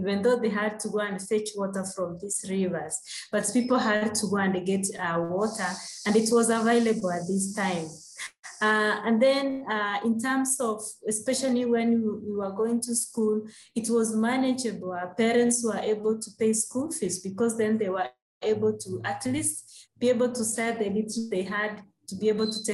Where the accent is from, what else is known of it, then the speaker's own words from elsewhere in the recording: Kisii, Kisii County, Kenya; the place where I grew up in Kisi, it's a warm, wet place